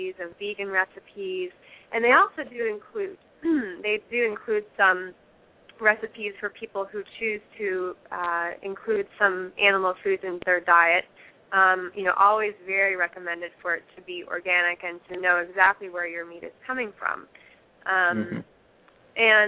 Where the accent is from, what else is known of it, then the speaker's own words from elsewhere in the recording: Fairfield, Iowa, United States; moved away as an adult; also born or lived in Los Angeles, California; I grew up here in Fairfield, and then in 2004, I moved to Los Angeles.